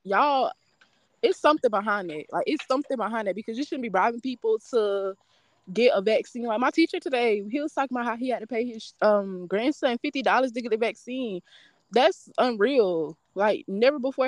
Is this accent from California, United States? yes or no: no; Florida, United States; moved away as an adult; now in Albany, United States; since I'm from Florida, so it's different here